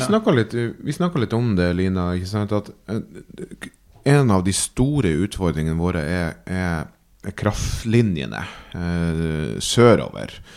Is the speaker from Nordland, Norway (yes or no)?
yes; Træna, Nordland, Norway; moved away; also born or lived in Myken; For jeg er jo fra Helgeland og fra Træna og gått mine barnsben på Myken og, og, og, ute på Træna